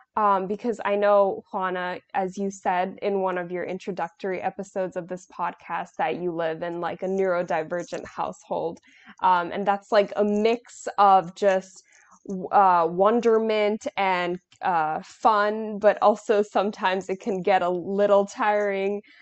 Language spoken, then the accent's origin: English; New York, United States; I'm from New York